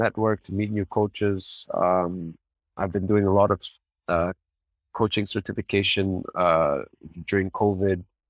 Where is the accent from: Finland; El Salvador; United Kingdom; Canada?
Canada; I'm born here, I'm Lebanese